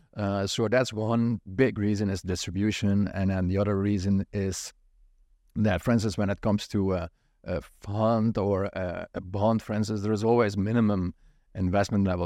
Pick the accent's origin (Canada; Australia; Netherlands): Netherlands; moved away; I grew up in Holland